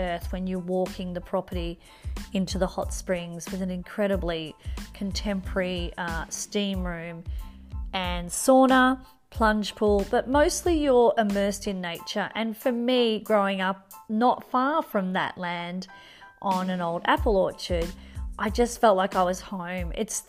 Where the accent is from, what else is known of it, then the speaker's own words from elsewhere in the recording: Mornington Peninsula, Victoria, Australia; moved away; where I grew up on the East Coast is just as beautiful